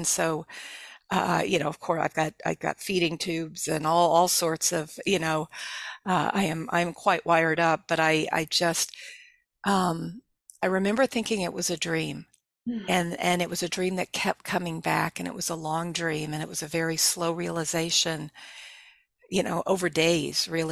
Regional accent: Texas, United States; moved away; I grew up in Texas

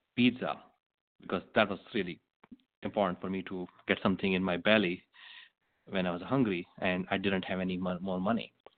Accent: India; moved away as an adult; also born or lived in Manhattan, New York; now in Shasta County, United States; I was born in India, and uh, 24 years ago, I moved to United States

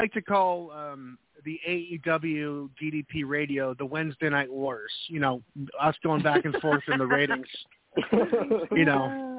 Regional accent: New England, United States; moved away as an adult; now in North Carolina, United States; I'm from New England originally

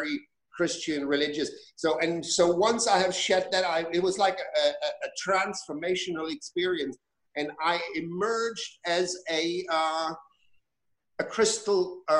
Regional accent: Germany; moved away as an adult; When I grew up in Germany. I was born in Germany. I spent the first 20 years of my life there.

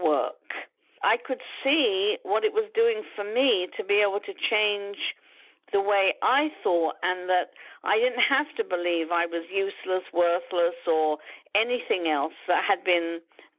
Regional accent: London, United Kingdom; born or raised there; moved away as an adult; now in United States

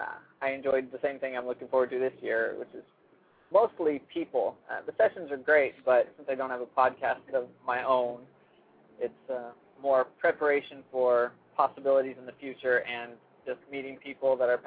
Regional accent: Cincinnati, Ohio, United States; Cincinnati area, Cincinnati, Ohio.

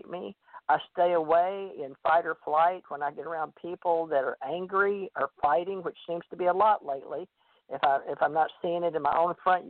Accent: Monroe, Louisiana, United States; I went to a big Baptist church on Sundays in Monroe, Louisiana, and I grew up believing that hell and damnation

